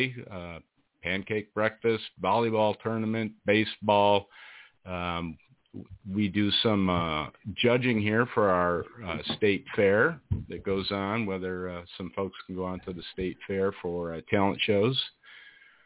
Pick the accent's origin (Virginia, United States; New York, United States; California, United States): New York, United States; Cuyahoga County; moved away as an adult; also born or lived in Iowa; now in Riverside, United States; here I am in Iowa, and I'm originally from Cuyahoga County, New York myself. I'm retired Navy, moved to Iowa